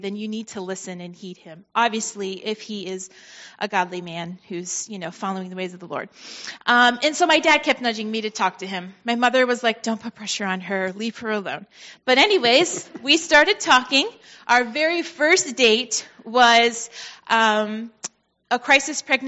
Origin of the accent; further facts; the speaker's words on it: Vermont, United States; I was born and raised in Vermont to a Christian family, strong Christian parents